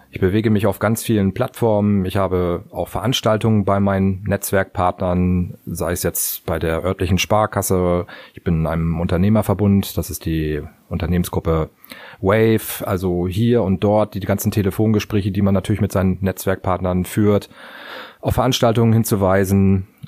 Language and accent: German; Cuxhaven, Lower Saxony, Germany; weil Cuxhaven ist mein Heimatort und auch der Ort, in dem ich wohne.